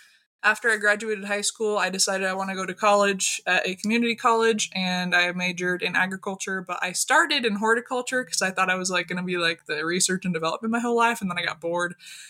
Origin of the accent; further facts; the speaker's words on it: Southern Idaho, United States; also born or lived in New Hampshire / Wisconsin / Washington; my mom remarried a farm manager from Southern Idaho. So that was when I was in about fourth grade. And then we moved down here. And ever since then, I grew up in Idaho.